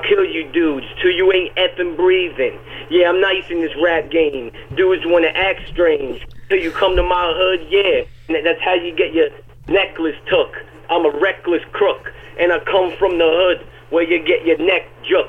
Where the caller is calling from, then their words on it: Peekskill, New York, United States; I'm calling from Peekskill, New York.